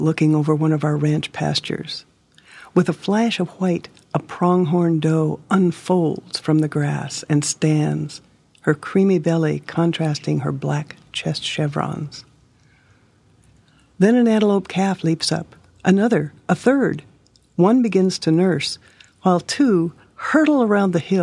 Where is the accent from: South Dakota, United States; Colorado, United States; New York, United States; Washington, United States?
South Dakota, United States; Hermosa